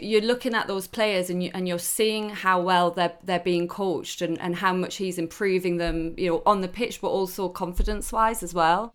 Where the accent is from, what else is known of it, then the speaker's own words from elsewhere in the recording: Newcastle, North East England, United Kingdom; moved away; I'm Geordie through and through